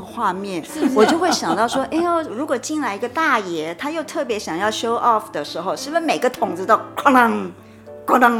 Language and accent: Chinese; Taiwan; 我们台湾人那个爱心。